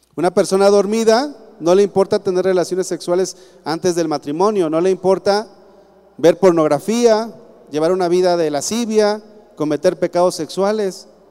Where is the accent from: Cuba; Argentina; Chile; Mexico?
Mexico; yo soy cristiano y después mexicano.